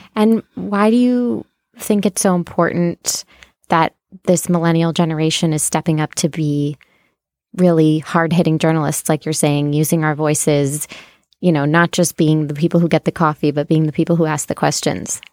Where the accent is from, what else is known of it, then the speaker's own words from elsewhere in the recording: Ohio, United States; now in New York, United States; I'm from Ohio